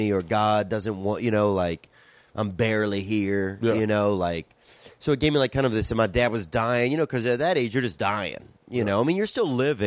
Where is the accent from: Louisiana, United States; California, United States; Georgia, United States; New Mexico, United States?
Louisiana, United States; Covington; I grew up in Covington, Louisiana.